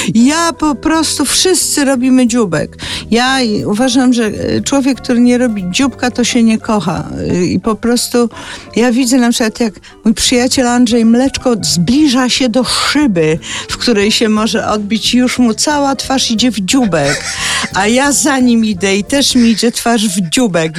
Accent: Zielonka, Masovian Voivodeship, Poland; od strony stacji w Zielonce, gdzie się wychowałam

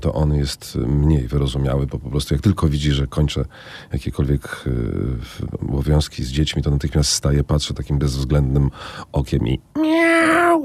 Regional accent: Warsaw, Masovian Voivodeship, Poland; skoro się wychowałem, jestem warszawianinem, wychowałem się na teatrze literackim

